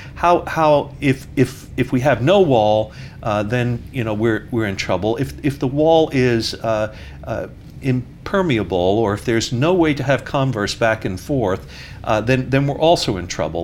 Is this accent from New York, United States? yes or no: yes; New York, United States; moved away; being a New Yorker